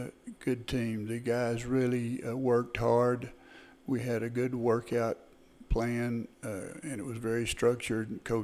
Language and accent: English; Canton, Texas, United States; I grew up here in Van Zandt County, just south of Canton, about 6 miles in the Jackson community.